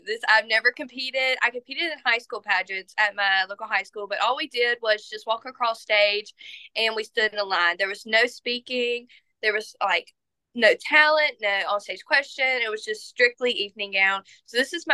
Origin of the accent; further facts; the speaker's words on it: Liberty, Mississippi, United States; now in Hattiesburg, United States; I am from Liberty, Mississippi, actually, which is my title. That is where I was born and raised.